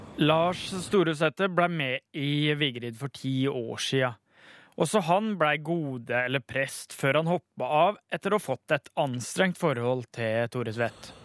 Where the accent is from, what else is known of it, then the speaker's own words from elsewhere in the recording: Bø, Telemark, Norway; heimbygda mi Bø